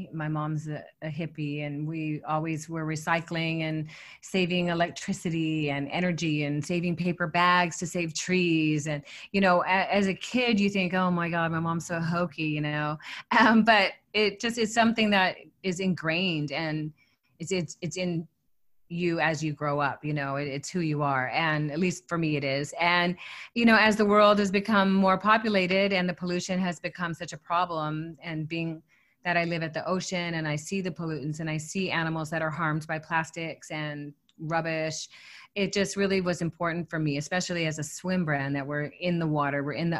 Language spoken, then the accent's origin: English; California, United States; now in Hawaii, United States; I'm from Southern California. I've lived here in Hawaii my whole life.